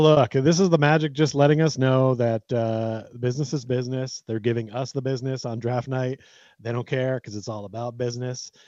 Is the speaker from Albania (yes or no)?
no; United States; I was born in America